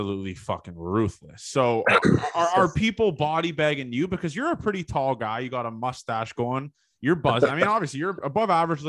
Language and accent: English; Toronto, Ontario, Canada; I'm from Toronto.